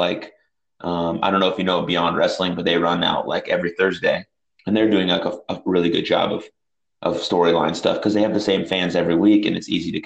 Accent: San Francisco, California, United States; when I was growing up in San Francisco

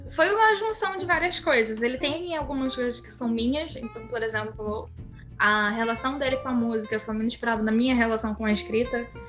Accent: Brazil; Eu fazia inglês no Brasil

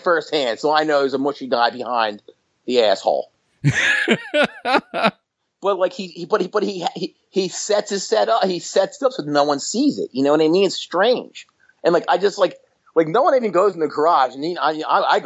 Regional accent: outside of Atlantic City, New Jersey, United States; I grew up outside of Atlantic City

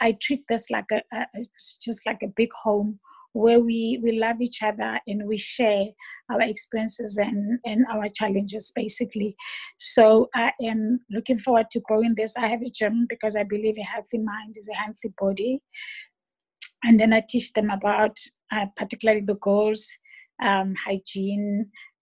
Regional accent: Johannesburg, Gauteng, South Africa; now in Port Elizabeth, South Africa; I'm from Joburg originally, and I ended up here in PE by default

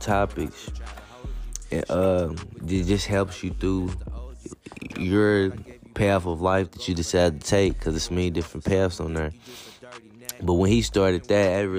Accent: Louisville, Kentucky, United States; I'm from Louisville

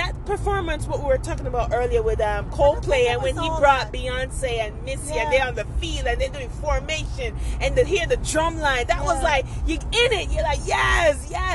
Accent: Jamaica; me never stop be Jamaican

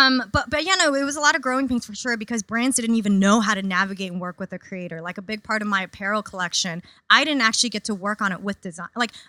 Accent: New York City, New York, United States; I grew up in Queens, super diverse.

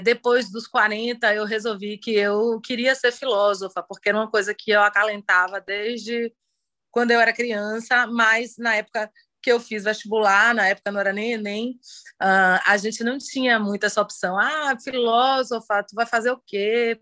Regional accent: Salvador, Bahia, Brazil; eu sou de Salvador, aqui na Bahia.

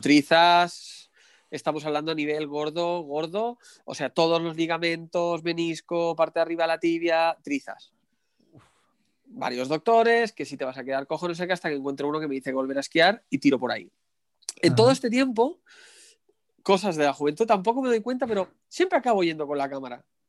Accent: Barcelona, Catalonia, Spain; Yo soy de, de Barcelona

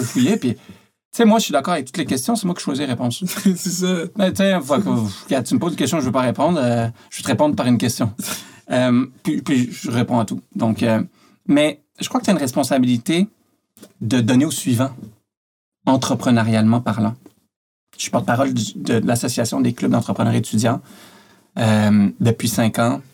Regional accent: Montreal, Quebec, Canada; also born or lived in France; j'ai grandi à Montréal.

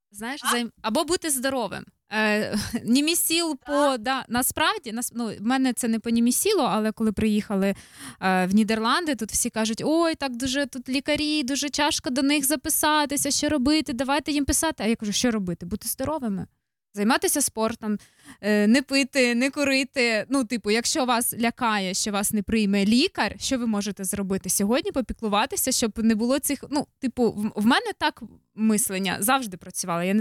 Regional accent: Ukraine; moved away; я виїхала з України в перший день, коли почалась війна.

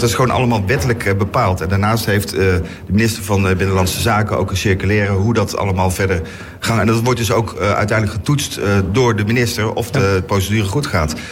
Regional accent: North Brabant, Netherlands; now in The Hague, Netherlands; ik ben zelf, eh, zo ik iets ben, ben ik Brabander.

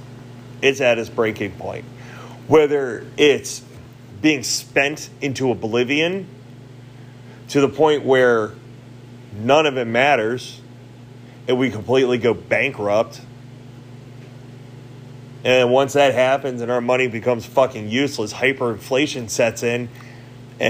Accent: United States; I am an American. I'm an American citizen

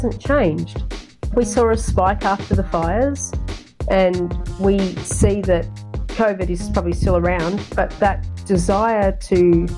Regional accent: Bermagui, New South Wales, Australia; I grew up in Bermagui

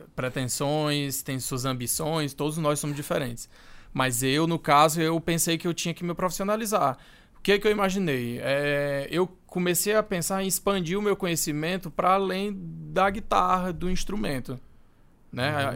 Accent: Brazil

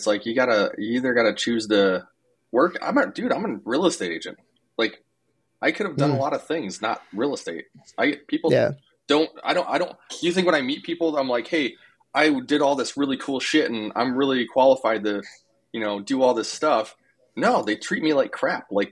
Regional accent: South Dakota, United States; I'm from South Dakota.

